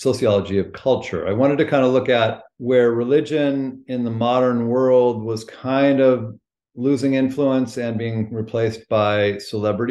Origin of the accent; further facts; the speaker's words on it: California, United States; moved away as an adult; also born or lived in Maine; I grew up in California.